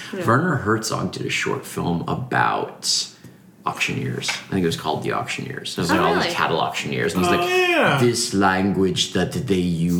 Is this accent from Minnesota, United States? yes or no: no; Washington, District of Columbia, United States; I'm from D.C. My natural way of talking is like a real weird city, white trash, kind of overlappy thing.